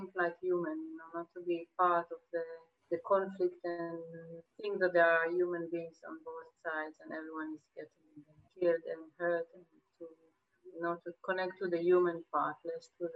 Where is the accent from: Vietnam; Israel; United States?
Israel; Jerusalem, Jerusalem District; moved away as an adult; also born or lived in Spain; I was born in Jerusalem. My parents are from Iran, they're Jewish from Iran. I was brought in Jerusalem and then I left to Spain